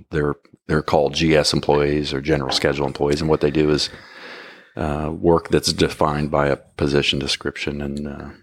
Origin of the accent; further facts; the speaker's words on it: Ohio, United States; I grew up in Ohio.